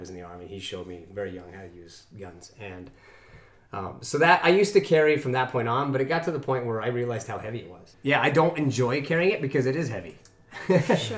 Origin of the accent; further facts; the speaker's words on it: Evergreen, Colorado, United States; I grew up in Evergreen.